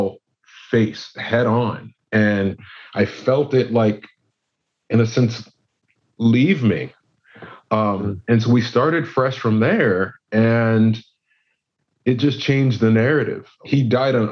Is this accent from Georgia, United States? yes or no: no; California, United States; I grew up in California